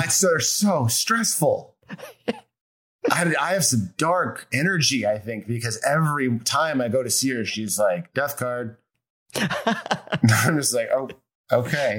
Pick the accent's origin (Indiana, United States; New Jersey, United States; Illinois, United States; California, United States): Illinois, United States; Chicago; now in Los Angeles, United States; I'm from Chicago, so right. I have like northern blood